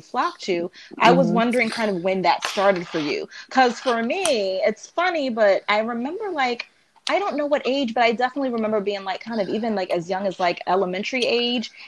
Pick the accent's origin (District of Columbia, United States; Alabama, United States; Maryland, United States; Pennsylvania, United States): Maryland, United States; moved away as an adult; now in New York City, United States; So I live in New York City now, but I'm from Maryland. But I moved here for grad school in 2001